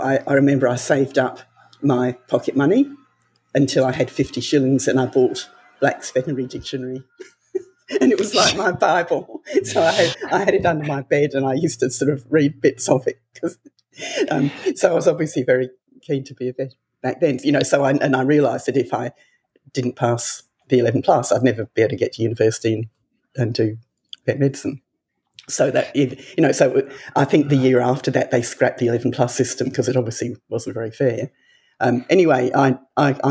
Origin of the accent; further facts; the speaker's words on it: Tasmania, Australia; also born or lived in England; I was actually born in England, and I was there until I was 3 years old. And then my parents decided to emigrate to Tasmania. So we moved to Tasmania.